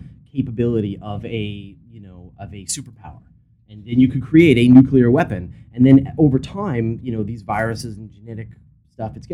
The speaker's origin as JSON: {"language": "English", "country": "Canada", "said": "as a Canadian"}